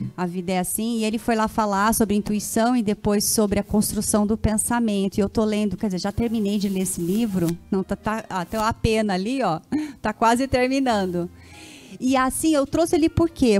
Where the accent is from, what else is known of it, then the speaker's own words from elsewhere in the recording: São José dos Campos, São Paulo, Brazil; moved away as an adult; now in Caçapava, Brazil; eu sou de São José e moro em Caçapava faz quatro anos